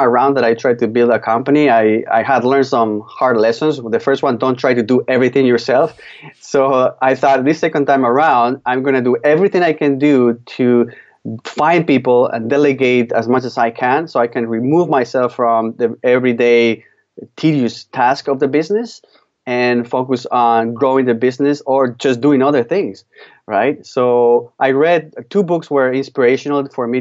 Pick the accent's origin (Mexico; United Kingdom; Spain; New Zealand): Spain; now in Canada; I'm from Spain, and back in 1996, I moved with my family to Canada. So I've been just over 20 years living here.